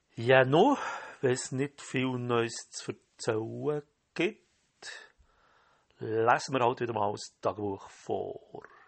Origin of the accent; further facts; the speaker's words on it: Switzerland; Als Schweizer hat man das Wandern in den Genen